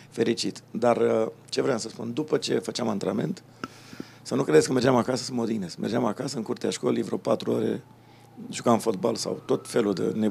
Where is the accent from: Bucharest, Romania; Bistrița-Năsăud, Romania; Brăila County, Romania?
Bucharest, Romania; born there; București, da.